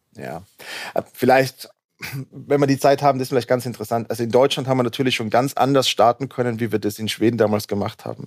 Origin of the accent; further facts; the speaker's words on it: Innsbruck, Tyrol, Austria; moved away as an adult; also born or lived in United States; now in Berlin, Germany; aufgewachsen, groß geworden in Innsbruck, dort auch studiert